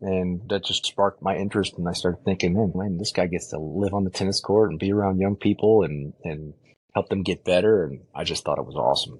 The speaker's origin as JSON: {"language": "English", "town": "Chicago", "region": "Illinois", "country": "United States", "tie": "born or raised there", "moved": "as an adult", "said": "growing up in Chicago"}